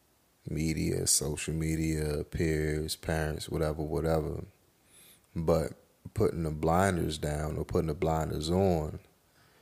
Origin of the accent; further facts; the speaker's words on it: United States; even though I'm black, I'm still an American